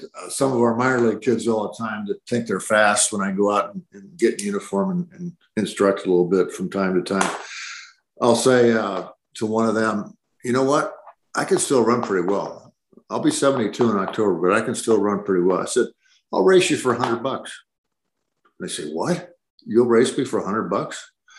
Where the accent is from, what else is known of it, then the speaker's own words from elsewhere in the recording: Iowa, United States; born there; moved away; also born or lived in San Diego; And I was born in Iowa, moved to San Diego like John Wayne.